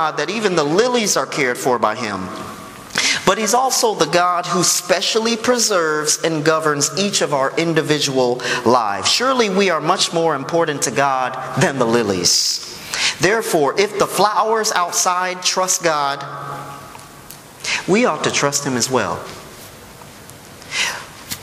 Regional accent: Chicago, Illinois, United States; I'm from Chicago

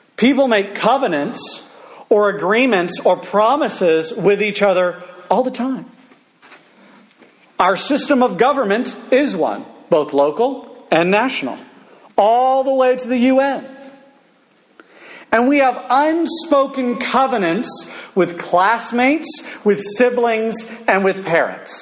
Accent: United States; I grew up in America, land of the free, home of the brave, and the fried chicken

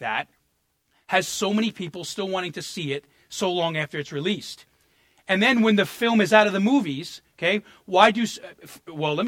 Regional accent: New York, United States; as a New Yorker

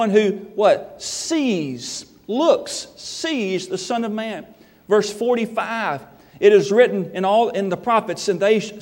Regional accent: Memphis, Tennessee, United States; moved away; I was from Memphis

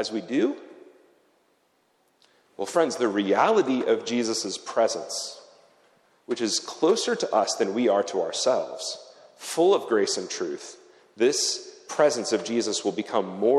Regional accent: United States; moved away as an adult; now in Zurich, Switzerland; I come from America

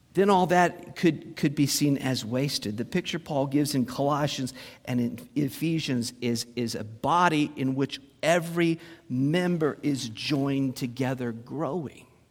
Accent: Muncie, Indiana, United States; moved away; Went to Muncie, my hometown.

